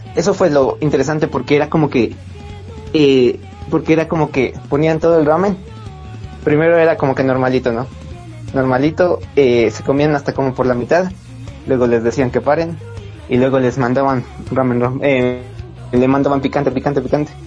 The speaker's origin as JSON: {"language": "Spanish", "country": "Ecuador", "said": "soy de Ecuador"}